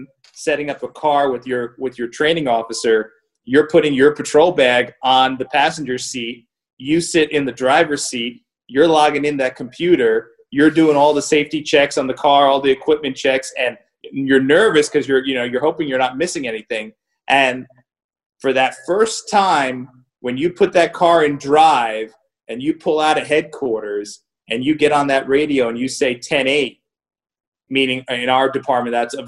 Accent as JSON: {"language": "English", "region": "New York", "country": "United States", "also_born_or_lived": "New Jersey", "moved": "as an adult", "said": "I was a kid from New York that came to Jersey"}